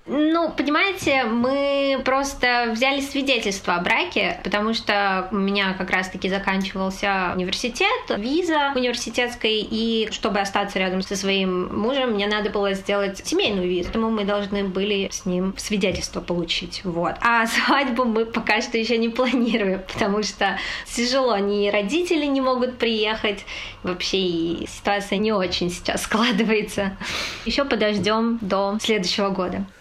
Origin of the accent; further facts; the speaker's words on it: Kazakhstan; now in Tianjin, China; я родом из Казахстана